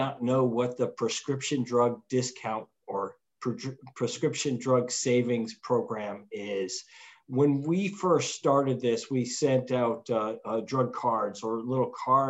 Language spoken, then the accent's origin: English; St. Lawrence County, New York, United States; I grew up in St. Lawrence County